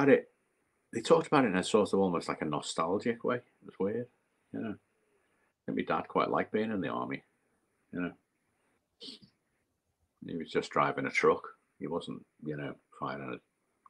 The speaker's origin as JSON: {"language": "English", "town": "Liverpool", "region": "North West England", "country": "United Kingdom", "tie": "born or raised there", "said": "My mum was still in Liverpool. I think she got moved to. I think she might have got evacuated at one point, But it was, Liverpool was a docks."}